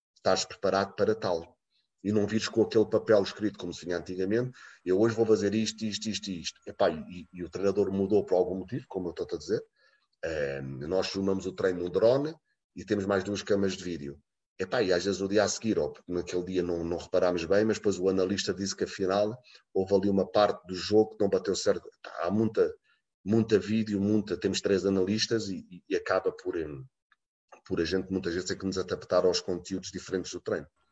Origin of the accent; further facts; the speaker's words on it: Portugal; moved away as an adult; now in Bordeaux, France; Eu sou Tuga